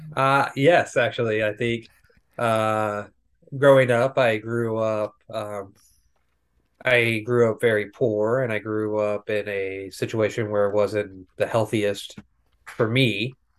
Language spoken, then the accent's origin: English; rural Tennessee, United States; moved away as an adult; also born or lived in West Plains, Missouri; now in Jefferson City, United States; I was born in West Plains, Missouri. Um, I moved to rural Tennessee when I was about eight years old, and I lived there for almost twenty years